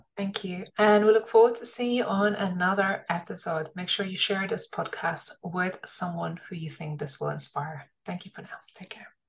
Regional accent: London, United Kingdom; I was an immigrant when I was young. And I, you know, I really appreciated growing up in London

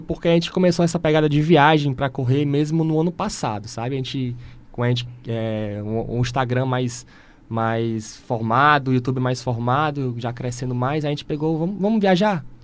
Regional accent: Ceará, Brazil; nós, como cearenses

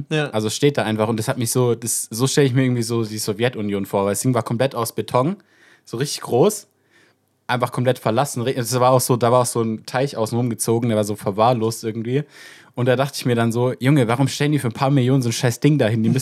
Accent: France; German is a second language; wenn ich als Franzose nach Deutschland auf den Rastplatz komme

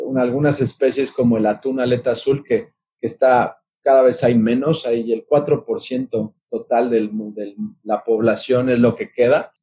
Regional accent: Mexico City, Mexico; soy originario de la Ciudad de México

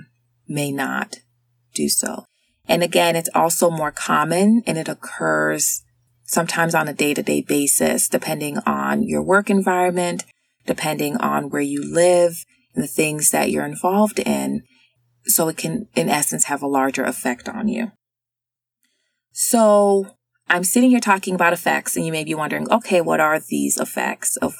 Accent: the South, United States; I'm from the South. I grew up there

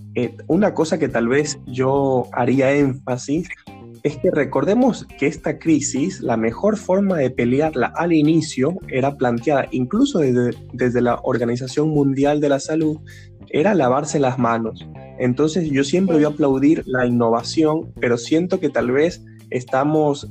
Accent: Ecuador; en Ecuador, que es mi país de origen

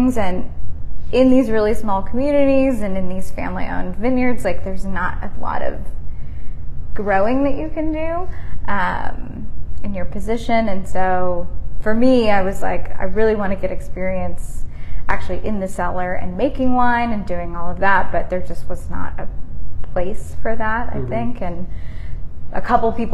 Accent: San Francisco Bay Area, California, United States; now in Nashville, United States; I grew up in the San Francisco Bay Area, which is nice and cold and very different from Tennessee

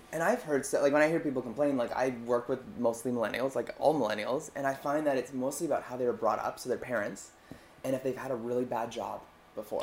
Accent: Canada; now in Vancouver, Canada; speaking as a Canadian here in in, sure. in Vancouver

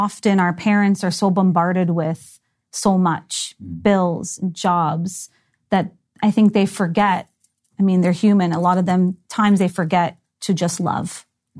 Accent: Toronto, Ontario, Canada; I was born in Toronto, raised in Toronto

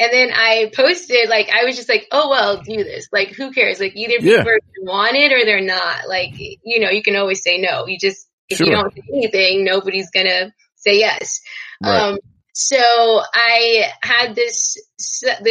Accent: Texas, United States; I'm from Texas

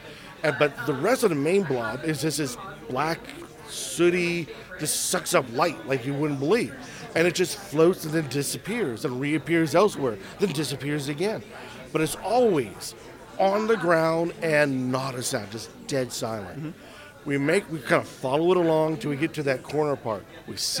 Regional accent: Pittsburgh, Pennsylvania, United States; now in Kansas City, United States; Originally from Pittsburgh, Pennsylvania, currently living in Kansas City, Kansas.

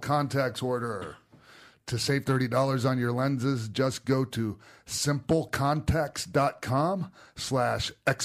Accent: Tampa, Florida, United States; I grew up down in Tampa

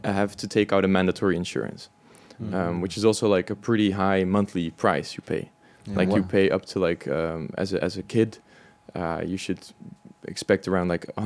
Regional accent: Belgium; moved away as an adult; now in Zurich, Switzerland; I moved from Belgium. So I grew up in the same village like you

